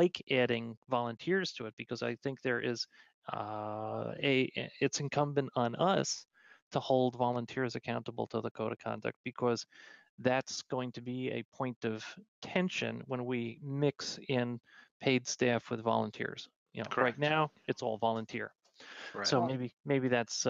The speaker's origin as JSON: {"language": "English", "region": "New York", "country": "United States", "said": "I'm a New Yorker"}